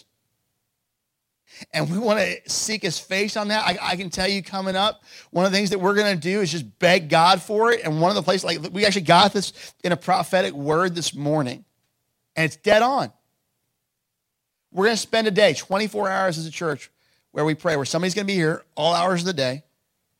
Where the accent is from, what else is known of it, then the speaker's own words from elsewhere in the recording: Lewes, Delaware, United States; also born or lived in Missouri / Boston; We grew up here in Lewis, went off to school.